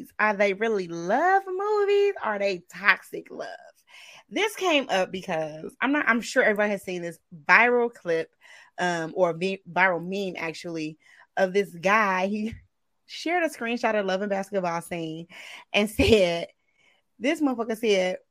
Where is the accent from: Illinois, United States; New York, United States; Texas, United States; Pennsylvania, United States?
Illinois, United States; Chicago; I grew up in Chicago